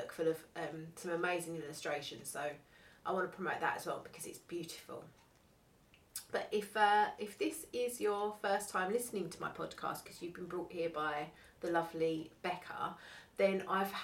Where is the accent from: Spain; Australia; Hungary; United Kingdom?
United Kingdom; Essex, East of England; I'm from Essex. I'm an Essex girl